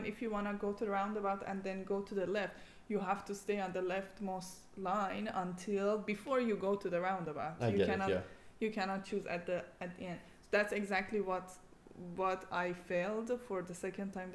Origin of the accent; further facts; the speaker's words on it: Iran; now in Eindhoven, Netherlands; I come from Iran